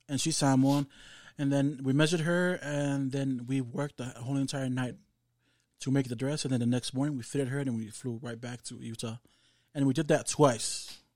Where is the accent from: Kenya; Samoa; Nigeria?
Samoa; growing up in Samoa